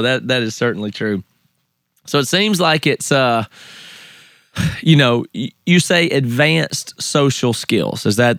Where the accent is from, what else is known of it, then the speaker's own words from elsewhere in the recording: the South, United States; accent: Southern; moved away as an adult; now in Seattle, United States; I grew up in the South.